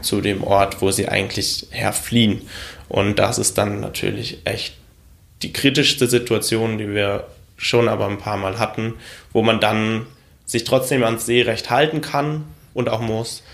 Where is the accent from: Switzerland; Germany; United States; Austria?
Germany; mein Heimatland Deutschland